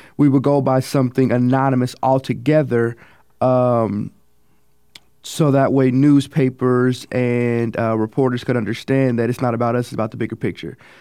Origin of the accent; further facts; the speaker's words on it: Kansas City, Kansas, United States; I'm a sophomore from Kansas City, Kansas